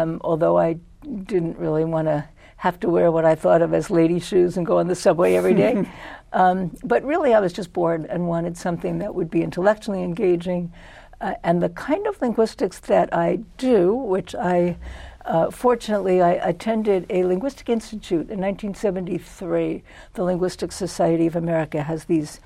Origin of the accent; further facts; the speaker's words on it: New York City, New York, United States; moved away; I was born in Brooklyn, New York, raised in Brooklyn, New York